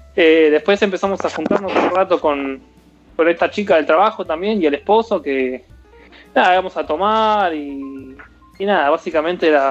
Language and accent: Spanish; Argentina; moved away as an adult; also born or lived in Florida, United States; now in Nevada, United States; soy argentino